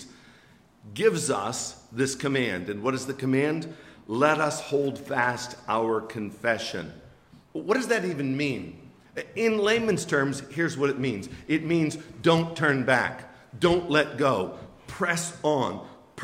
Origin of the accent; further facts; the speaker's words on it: Western Pennsylvania, United States; moved away; where I grew up in Western Pennsylvania